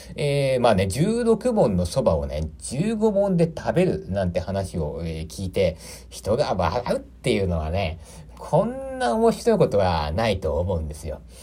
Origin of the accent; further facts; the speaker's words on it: Aichi, Japan; moved away as an adult; also born or lived in Tokyo; 私は、愛知県の生まれでございまして